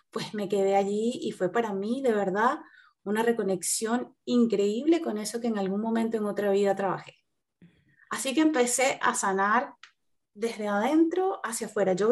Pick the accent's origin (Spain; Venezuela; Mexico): Venezuela; also born or lived in Italy; now in Chile; yo, soy venezolana, este, salí hace mm, creo que más de cinco años de mi país eh, salí primero, estuve viviendo en Europa, en Italia específicamente, y duré, ahí unos años y luego me vine a Chile por cuestiones familiares